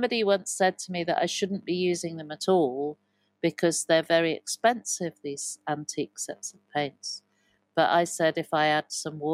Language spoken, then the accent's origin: English; Evesham, West Midlands, United Kingdom; also born or lived in Broadway, Cotswolds; I grew up in Evesham.